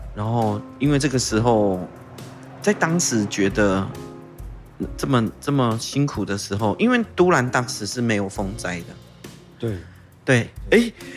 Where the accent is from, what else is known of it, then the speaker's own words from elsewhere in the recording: Taitung County, Taiwan; first language Taiwanese Hokkien; Chinese is a second language; also born or lived in Tainan; 我们台东很重要的， 我们台东人下海玩水很重要的一个地方